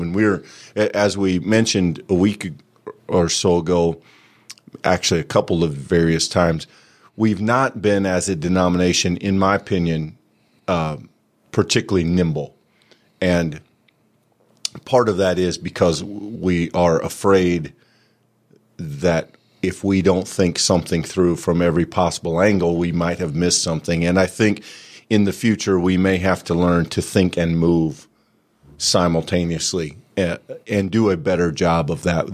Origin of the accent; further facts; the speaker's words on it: Bronson, Iowa, United States; the small Presbyterian church I grew up in, in Bronson, Iowa